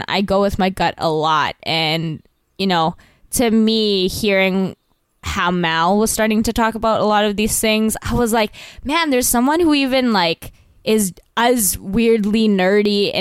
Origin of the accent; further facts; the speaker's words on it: Vancouver, British Columbia, Canada; also born or lived in Toronto; now in New York, United States; I'm originally from there